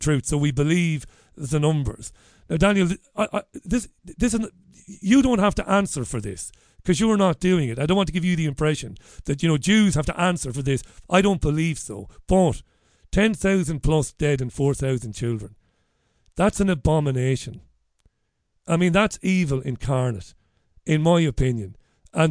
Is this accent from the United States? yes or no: no; Waterford, Ireland; as a kid who would hang around the Socialist Workers' Party and the Labour Party in Ireland, and even Sinn Féin in Waterford